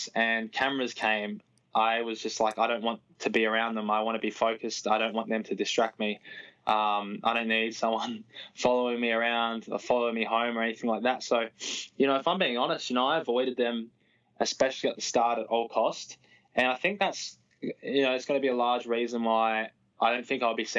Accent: Australia; moved away as an adult; now in United States

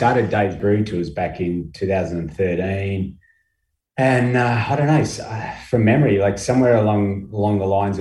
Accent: Australia; moved away as an adult; now in Portland, Maine, United States; being an Australian in Maine

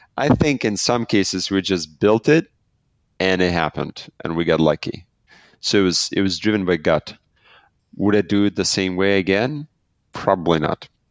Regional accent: Belarus; I'm from Belarus

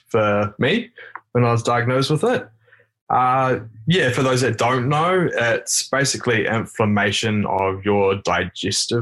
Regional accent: Taranaki, New Zealand; now in Wellington, New Zealand; I am actually from the Taranaki region, but I live down here in Wellington.

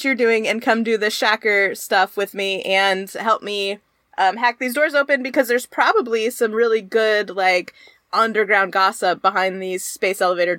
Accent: Mesa, Arizona, United States; So that's out in East Mesa. It's where I grew up.

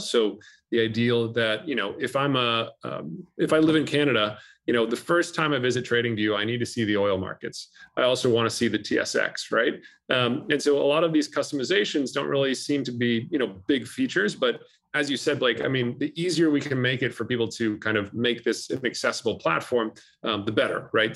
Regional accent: California, United States; my home state of California

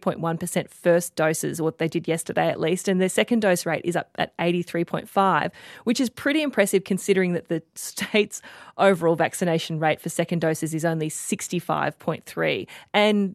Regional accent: Queensland, Australia; maybe it's just because I'm a Queenslander

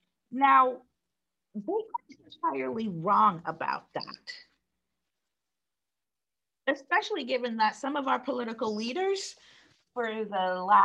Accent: New York City, New York, United States; Growing up in New York City in the 1980s and the 1990s, living side by side with people from all over the world

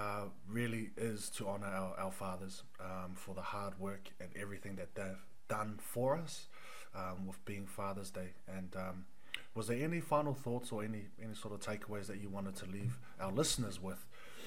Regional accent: New Zealand; for us being New Zealand born

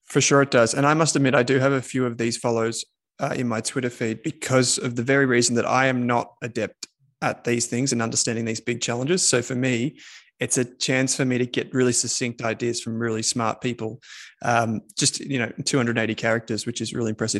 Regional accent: Victoria, Australia; from my home state of Victoria

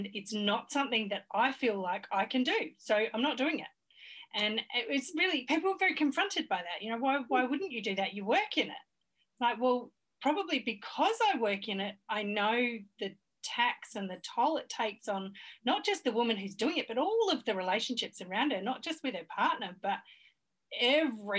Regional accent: Australia; I'm so Australian.

